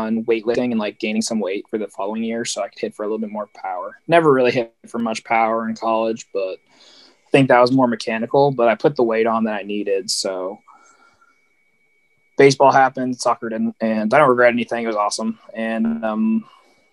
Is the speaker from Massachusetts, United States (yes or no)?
yes; Easton, Massachusetts, United States; growing up, I grew up in Easton